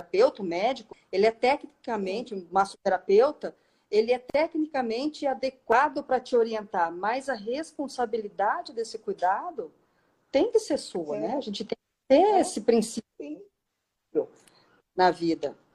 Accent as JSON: {"language": "Portuguese", "country": "Germany", "said": "Eu sou alemão, mas enfim."}